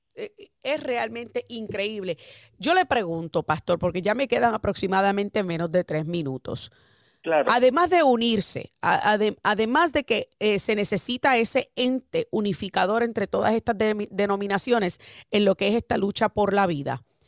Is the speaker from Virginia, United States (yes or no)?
no; Boston, Massachusetts, United States; moved away as an adult; now in Florida, United States; yo me crié en Boston y estudié en una universidad en Boston